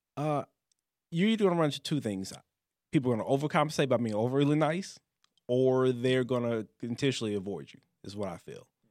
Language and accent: English; Detroit, Michigan, United States; moved away; also born or lived in Louisiana; I grew up in, outside of Detroit